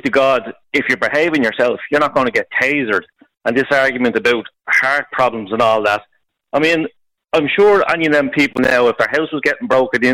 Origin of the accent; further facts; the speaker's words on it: Dublin, Leinster, Ireland; I'm from Finglas, Glasnevin area